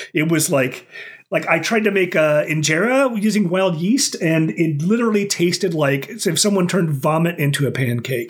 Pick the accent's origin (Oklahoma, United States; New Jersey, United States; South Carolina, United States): Oklahoma, United States; now in Okinawa, Japan; I growing up in Oklahoma, like it would get really hot during the day